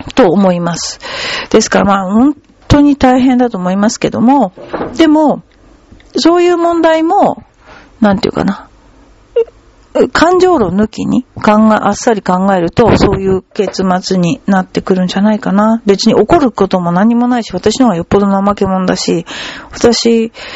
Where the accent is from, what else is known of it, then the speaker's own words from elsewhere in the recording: Kawasaki, Kanagawa, Japan; 私川崎に育ったんだけど、でもあのー、もともとは福島県の二本松で、仏壇掘ってる家なのね